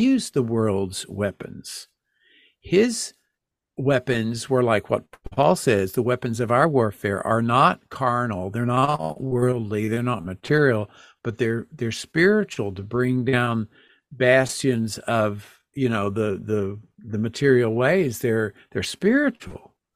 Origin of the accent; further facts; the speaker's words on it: Texas, United States; now in Connecticut, United States; I grew up in Texas